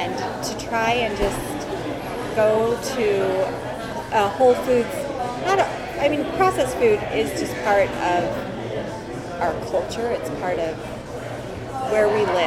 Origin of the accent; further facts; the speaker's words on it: Salt Lake City, Utah, United States; I'm from Salt Lake City. From Salt Lake. Born and raised